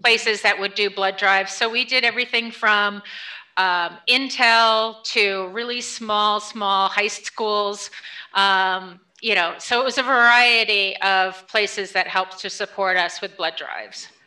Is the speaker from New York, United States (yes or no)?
yes; New Paltz, New York, United States; So I grew up in a small town uh, in upstate New York called okay. New Paltz.